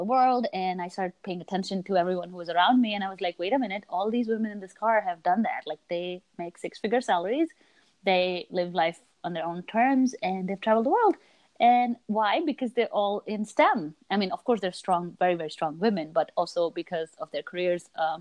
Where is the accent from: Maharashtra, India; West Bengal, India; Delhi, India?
Delhi, India; New Delhi; moved away as an adult; now in Rhode Island, United States; I live in Rhode Island, and I grew up in India, mostly in New Delhi, and then I moved to the U.S. 7 years ago